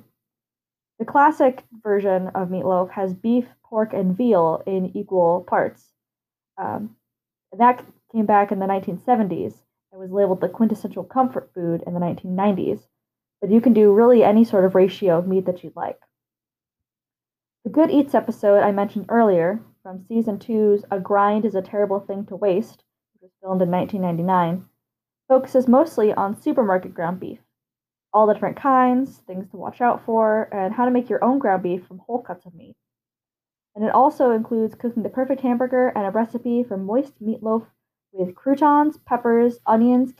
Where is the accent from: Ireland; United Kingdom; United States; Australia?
United States; Midwest; I am from the Midwest.